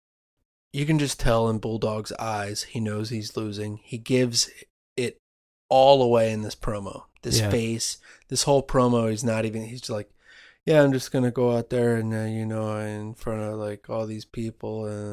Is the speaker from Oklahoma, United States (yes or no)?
yes; Oklahoma, United States; Oh, Oklahoma. I'm sorry.